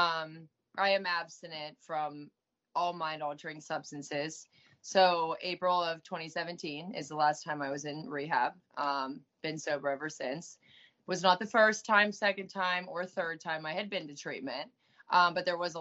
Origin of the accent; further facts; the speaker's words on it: Pittsburgh, Pennsylvania, United States; moved away as an adult; also born or lived in Orange County, California; I did a lot of running back and forth from Pittsburgh, Pennsylvania to California